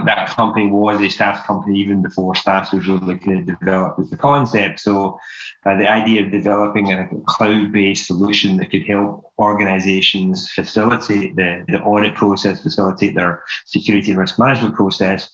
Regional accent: Scotland, United Kingdom; moved away as an adult; now in United States; my accent is not your typical American accent. I'm originally from Scotland. I moved away from Scotland in my early 20s

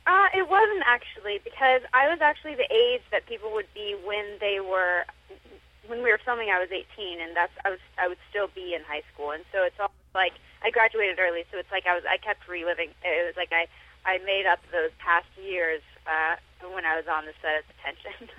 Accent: Sarasota, Florida, United States; now in Los Angeles, United States; I had done community theater in my hometown of Sarasota, Florida

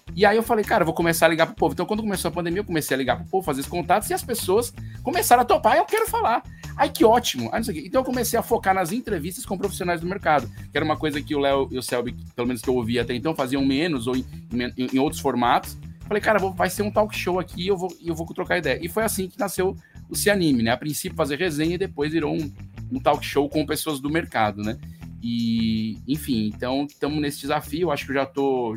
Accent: Fortaleza, Ceará, Brazil; eu sou de Fortaleza, no Ceará

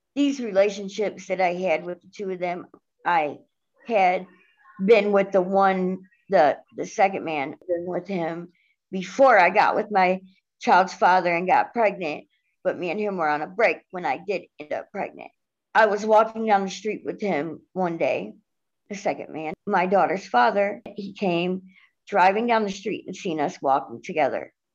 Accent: Cleveland, Ohio, United States; I am 38 years old and I'm from Cleveland, Ohio

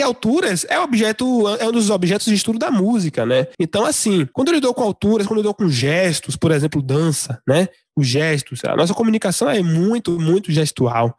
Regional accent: Salvador, Bahia, Brazil; Eu como baiano, soteropolitano, então falo principalmente de onde eu vivo

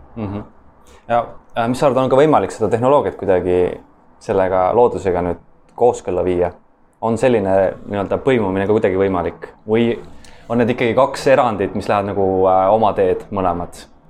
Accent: Estonia; me oleme loodusrahvas, äh, eestlased

